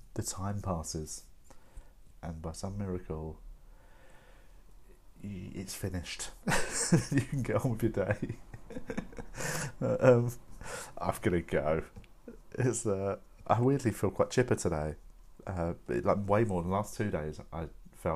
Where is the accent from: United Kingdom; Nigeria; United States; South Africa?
United Kingdom; London; I am a Londoner, I'm an English person